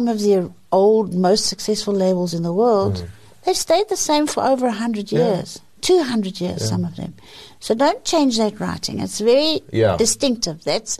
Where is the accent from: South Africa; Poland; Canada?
South Africa; Johannesburg, Gauteng; I think we're much more beautiful in Joburg.